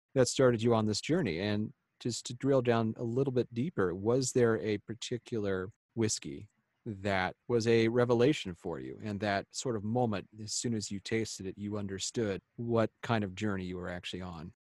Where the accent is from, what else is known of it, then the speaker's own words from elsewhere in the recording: Midwest, United States; because we're both Midwesterners